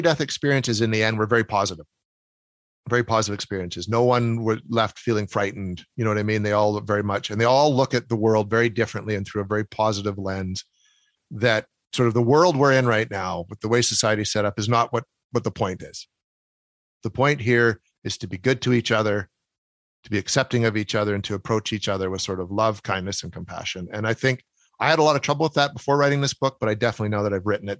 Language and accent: English; Canada; accent: Canadian